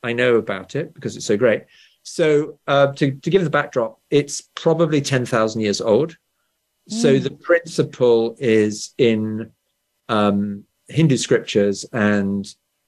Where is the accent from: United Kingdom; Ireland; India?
United Kingdom; England; born or raised there